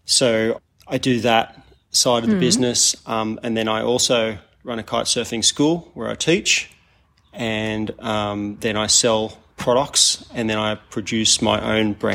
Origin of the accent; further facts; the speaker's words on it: Kurnell, New South Wales, Australia; I grew up in Kurnell, sailing and surfing